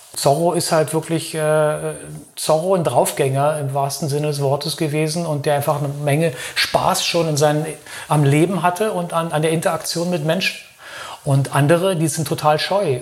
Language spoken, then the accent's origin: German; Berlin, Germany; now in Lörrach, Germany; Ich komme eigentlich aus Berlin